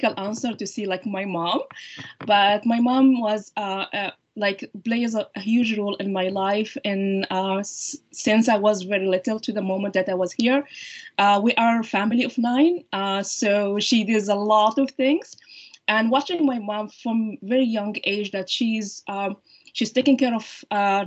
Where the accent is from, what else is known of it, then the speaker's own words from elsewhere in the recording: Libya; English is a second language; moved away as an adult; now in Canada; I did my medical training in my home country, Libya